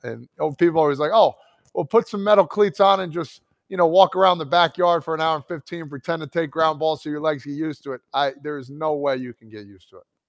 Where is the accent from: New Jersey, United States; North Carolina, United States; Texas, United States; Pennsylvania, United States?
New Jersey, United States; growing up in New Jersey